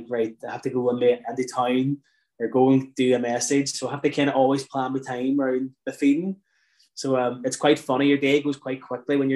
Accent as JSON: {"language": "English", "country": "Ireland", "tie": "born or raised there", "said": "I suppose certainly growing up in Ireland"}